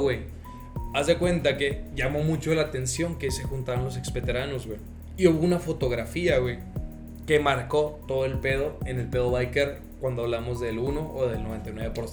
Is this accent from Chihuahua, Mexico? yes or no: yes; Ciudad Juárez, Chihuahua, Mexico; somos de Juárez